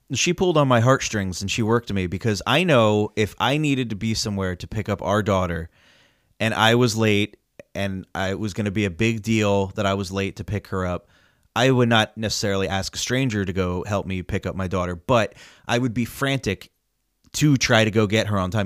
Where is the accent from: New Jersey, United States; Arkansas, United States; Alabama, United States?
New Jersey, United States; we're from New Jersey